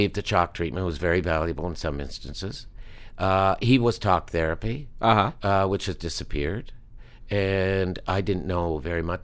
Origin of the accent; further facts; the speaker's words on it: Halifax, Nova Scotia, Canada; Neptune Theater, which is my hometown theater, which I had started in 1962